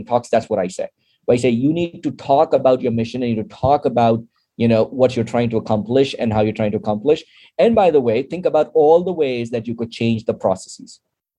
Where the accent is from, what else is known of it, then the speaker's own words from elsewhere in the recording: Pakistan; now in United States; to be a Pakistani as well as an American citizen